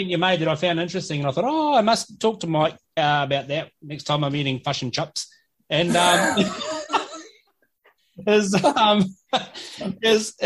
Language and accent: English; New Zealand; as a New Zealander